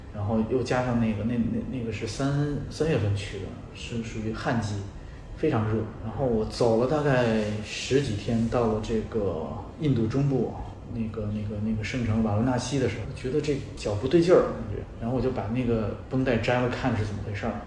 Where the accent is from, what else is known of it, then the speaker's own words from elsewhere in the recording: Beijing, China; 我像我是北京长大的